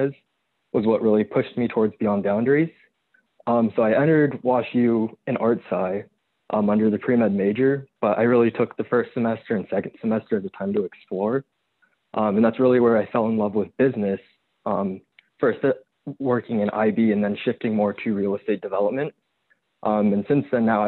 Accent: Pasadena, California, United States; also born or lived in St. Louis, Missouri; now in Orange County, United States; I grew up in Pasadena, but moved to Orange County

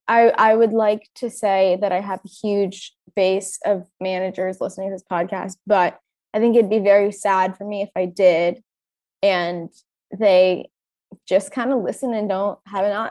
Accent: Orange County, California, United States; I grew up in Orange County

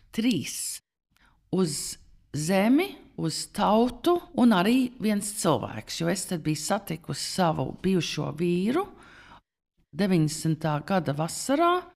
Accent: New York, United States; first language Latvian; moved away as an adult; also born or lived in California; now in Latvia; kad es piedzimu Amerikā, radīt Manhattanā

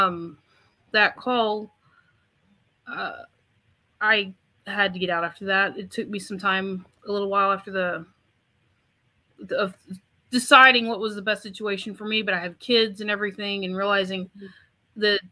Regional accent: Houston, Texas, United States; I am from the Texas Gulf Coast. I have lived here in the Houston area pretty much my entire life

